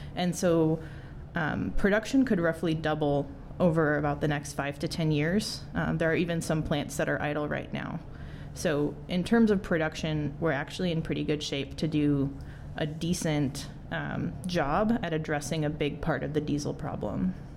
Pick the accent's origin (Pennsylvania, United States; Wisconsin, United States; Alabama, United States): Wisconsin, United States; I grew up in Wisconsin